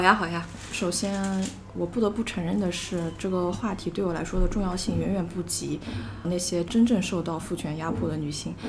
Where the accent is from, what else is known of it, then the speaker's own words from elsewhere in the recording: Changzhou, Jiangsu, China; moved away as an adult; also born or lived in Macau; 我的本科呢是在澳门读的，我是一个江苏人，江苏常州的